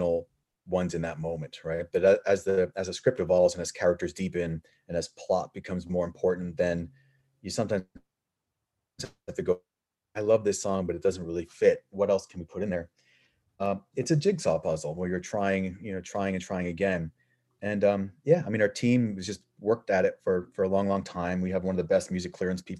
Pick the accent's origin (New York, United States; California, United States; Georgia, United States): New York, United States; being a New Yorker